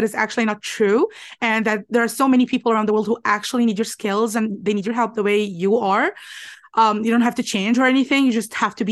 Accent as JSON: {"language": "English", "town": "Alexandria", "region": "Alexandria Governorate", "country": "Egypt", "said": "I'm from Alexandria, Egypt."}